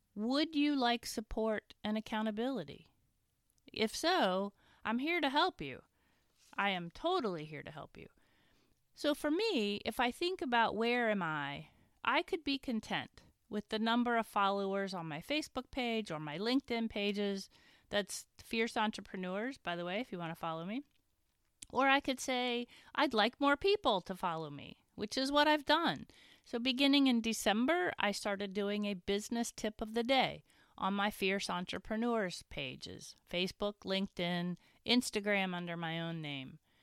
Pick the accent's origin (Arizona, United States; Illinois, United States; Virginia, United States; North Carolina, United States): Virginia, United States; Winchester; my hometown of Winchester